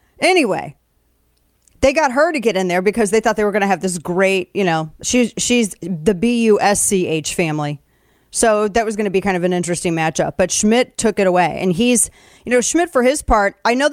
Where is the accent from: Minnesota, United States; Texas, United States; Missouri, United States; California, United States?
Missouri, United States; my home state